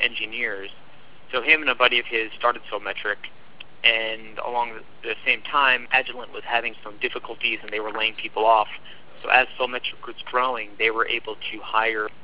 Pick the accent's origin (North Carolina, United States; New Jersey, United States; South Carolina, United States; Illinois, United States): New Jersey, United States; moved away; also born or lived in Sydney, Australia; I'm originally from New Jersey